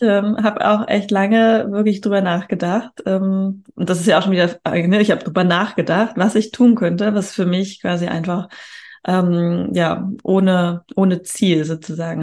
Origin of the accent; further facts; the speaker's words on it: Hamburg, Germany; Ich komme aus Hamburg